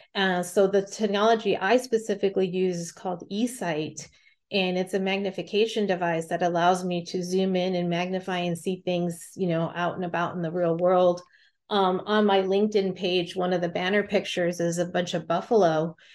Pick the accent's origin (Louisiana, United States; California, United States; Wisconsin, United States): California, United States; now in Montana, United States; I grew up and lived in California and then Montana for a majority of my life